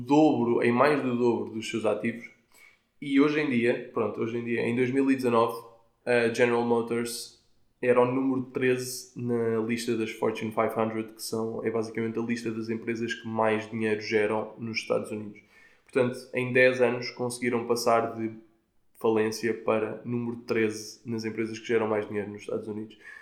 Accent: Portugal; como tugas que somos, incluindo eu

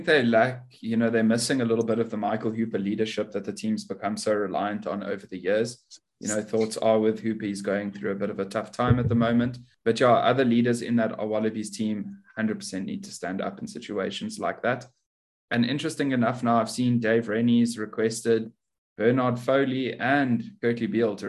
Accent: South Africa; I am … from South Africa.

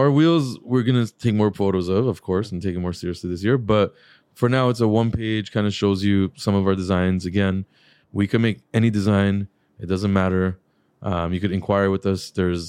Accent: Guatemala; I came from Guatemala

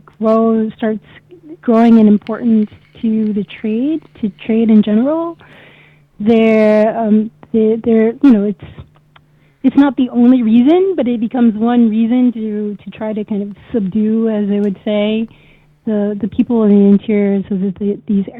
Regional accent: United States; I'm Black American

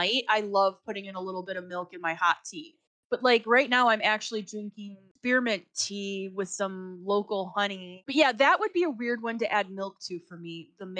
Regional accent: Chicago, Illinois, United States; I'm from Chicago

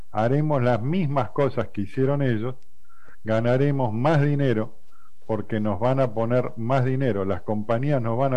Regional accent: Argentina; Eh, yo soy de Argentina. Argentina ganó algunos mundiales de fútbol.

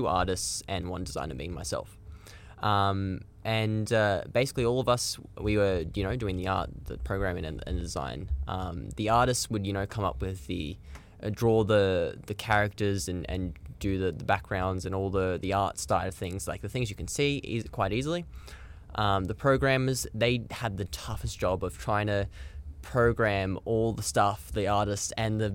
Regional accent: Blue Mountains, New South Wales, Australia; also born or lived in Sydney; now in Melbourne, Australia; I was originally from the Blue Mountains over in New South Wales. I lived in Sydney for a little bit

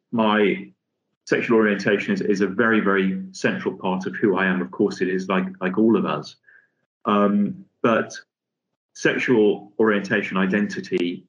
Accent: Liverpool, North West England, United Kingdom; moved away as an adult; also born or lived in London; coming from a fairly modest working class family in Liverpool, hence you can tell by my accent, I'm sure.

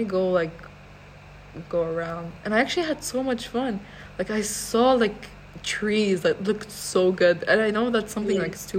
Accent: Iraq; also born or lived in Iran; Okay, I'm from Iraq and Iran.

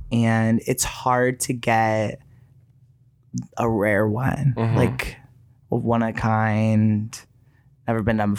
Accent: Chicago, Illinois, United States; I'm from Chicago. And I think that's where like my chaotic energy comes from.

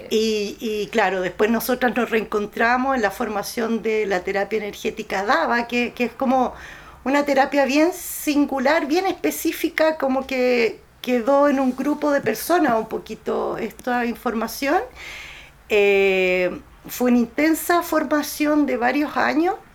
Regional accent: Chile; Yo la digo como un chilena

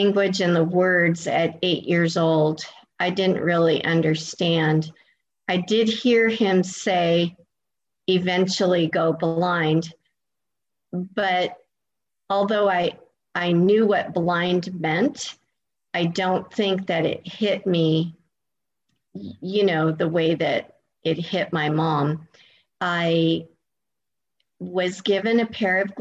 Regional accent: California, United States; moved away as an adult; now in Florida, United States; I am originally from California, and I moved across the country all the way to Florida about 17 years ago

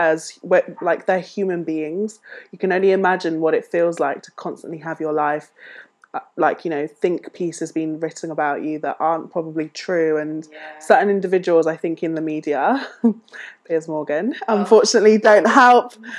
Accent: United Kingdom; we as British people

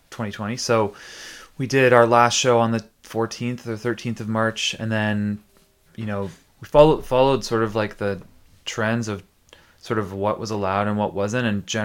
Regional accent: Tillsonburg, Ontario, Canada; now in St. Catharines, Canada; No, I grew up in Tilsonburg, which is like a little bit south of London. And came to St. Catharines to go to Brock.

